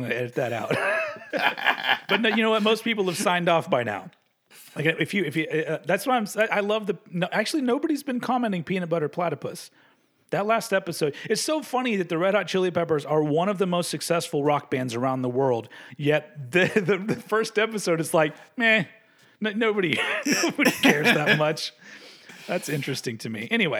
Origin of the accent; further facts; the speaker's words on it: United States; I'm from America.